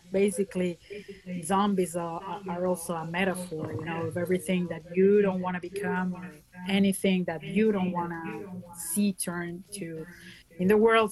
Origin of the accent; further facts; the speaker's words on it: Venezuela; moved away; also born or lived in France; I was born in Venezuela